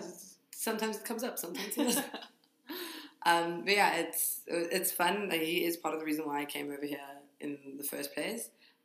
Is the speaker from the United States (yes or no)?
no; South Africa; moved away as an adult; now in Tainan, Taiwan; from South Africa. I've been living here on and off for about 5 years. I was here for 2.5 years, and then I went back home to South Africa